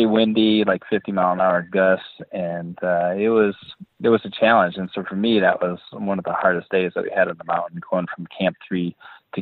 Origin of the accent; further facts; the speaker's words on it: Boscobel, Wisconsin, United States; I grew up in Boscobel, Wisconsin, which is in the southwest corner of Wisconsin, and it's a small farming community